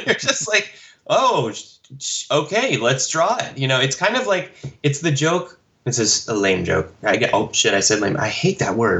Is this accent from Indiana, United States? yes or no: no; Texas, United States; I grew up in Texas, so we would go to Big Bob's Cards and Comics